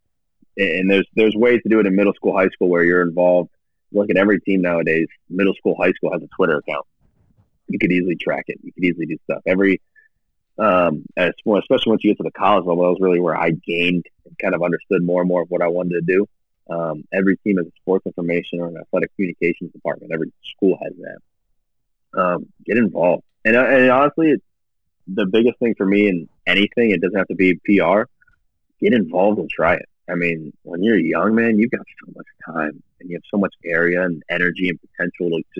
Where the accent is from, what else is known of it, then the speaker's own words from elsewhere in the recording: Canton, Ohio, United States; moved away as an adult; also born or lived in Cleveland, Ohio; now in Kansas City, United States; I'm born and raised in Canton, Ohio, a little south of Canton